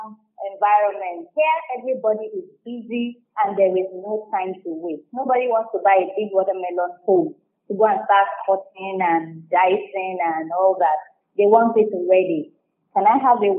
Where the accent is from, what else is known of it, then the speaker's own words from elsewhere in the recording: Kwara, Nigeria; also born or lived in South Africa; now in Lagos, Nigeria; where we grew up in Kwara State